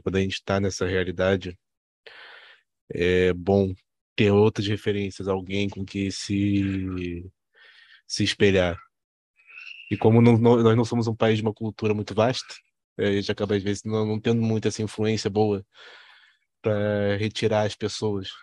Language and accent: Portuguese; Rio de Janeiro, Brazil; Nós, nós somos todos cariocas aqui